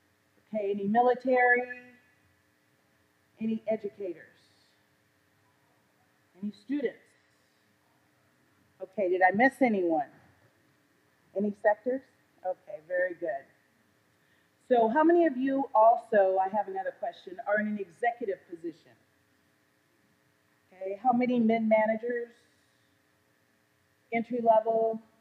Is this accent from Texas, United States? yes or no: no; California, United States; also born or lived in Detroit; I'm originally from California, I was born in Detroit.